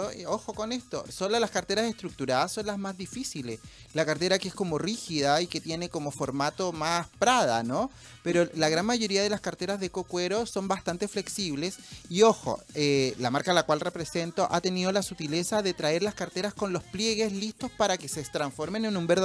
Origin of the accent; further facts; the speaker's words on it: La Serena, Coquimbo, Chile; Y yo las comercializaba en La Serena, la ciudad de donde yo soy.